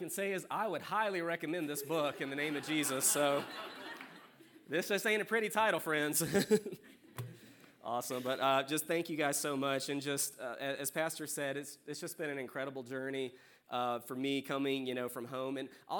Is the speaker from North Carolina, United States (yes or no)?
no; South Carolina, United States; But I came from South Carolina originally in 2012 and, you know, grew up in a great family, you know, great small local church.